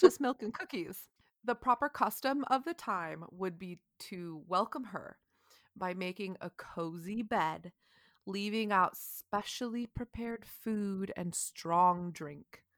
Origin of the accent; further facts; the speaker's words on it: United States; I'm American